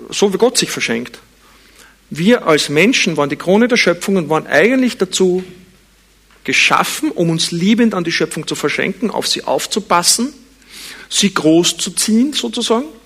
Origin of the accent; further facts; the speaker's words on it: Vienna, Austria; Ich bin in Wien geboren und aufgewachsen, aber es war nicht Absicht.